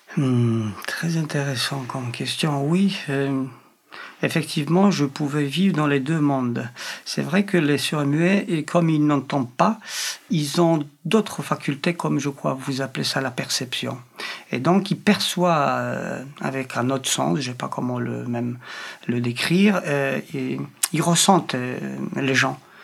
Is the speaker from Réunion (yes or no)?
no; Poland; French is a second language; moved away as an adult; now in France; je suis polonais